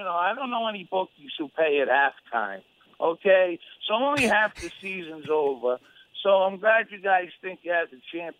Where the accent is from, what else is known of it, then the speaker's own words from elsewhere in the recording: Providence, Rhode Island, United States; I'm from Rhode Island, Providence, Rhode Island.